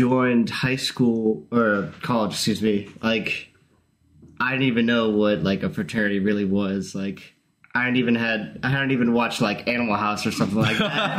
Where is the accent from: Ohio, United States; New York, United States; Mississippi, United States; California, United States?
California, United States; Fresno; So I'm from Fresno, California. I was born and raised there, basically. I go to Fresno State, music ed major